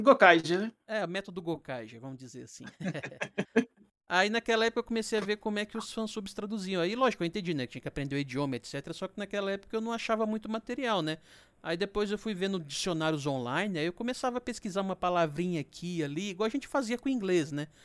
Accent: Minas Gerais, Brazil; eu sou de Minas

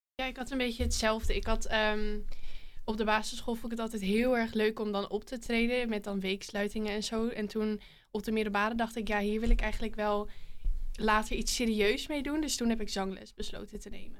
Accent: Hoorn, North Holland, Netherlands; ik kom uit Horen

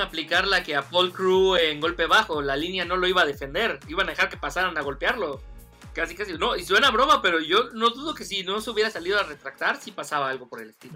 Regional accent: Mexico; yo siendo mexicano

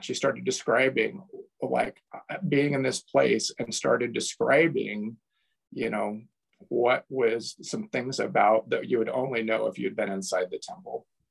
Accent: Toledo, United States; moved away as an adult; also born or lived in Portland, Oregon; growing up in Toledo

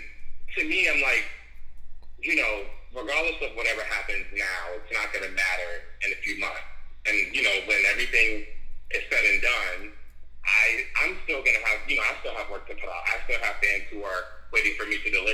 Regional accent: Boston, Massachusetts, United States; also born or lived in Washington, District of Columbia, United States; I'm actually from Boston

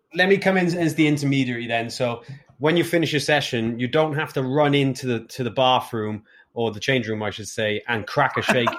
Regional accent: Wales, United Kingdom; as a Welshman with seven GCSEs

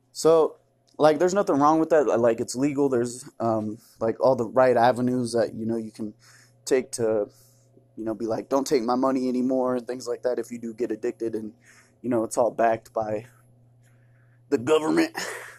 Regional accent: Toronto, Ontario, Canada; I was on Degrassi. I'm from Canada. I'm from Toronto. Okay? I'm from Raptor country.

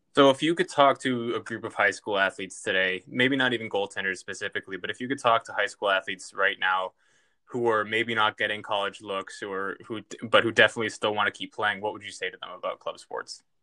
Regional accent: Lexington, Massachusetts, United States; my hometown of Lexington, Massachusetts

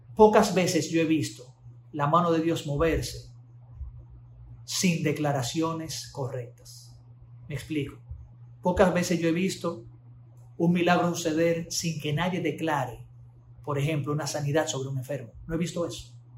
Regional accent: Dominican Republic; accent: Dominican mannerisms; manierismos muy dominicanos eh, eran muy comunes en mi boca

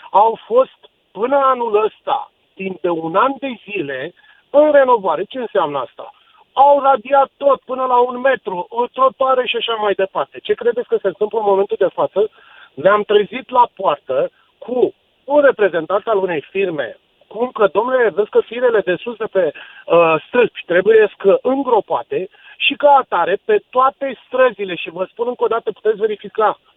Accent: Bucharest, Romania; sunt un cetățean din București, am o mică firmă

